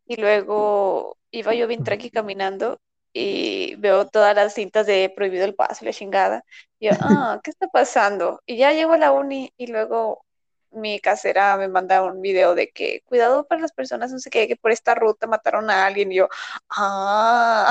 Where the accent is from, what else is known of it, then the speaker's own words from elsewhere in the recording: Mexico; ya decimos que somos de México